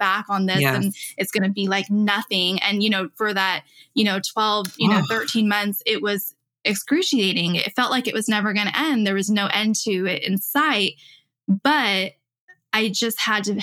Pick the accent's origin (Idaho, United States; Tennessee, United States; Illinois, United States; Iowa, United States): Illinois, United States; moved away as an adult; I finally did move back home to Illinois last year.